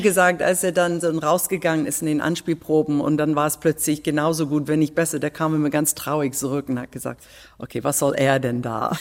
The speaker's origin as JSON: {"language": "German", "region": "England", "country": "United Kingdom", "second_language": "German", "moved": "yes", "lives_now": "Berlin, Germany", "said": "als Engländerin"}